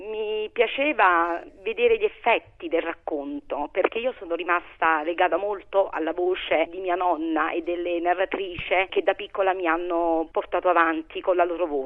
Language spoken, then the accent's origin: Italian; Minturno, Lazio, Italy; born there; also born or lived in Polcherini; now in Formia, Italy; Sono nata a Minturno, ho vissuto a Polcherini e adesso vivo a Maranola di Formia.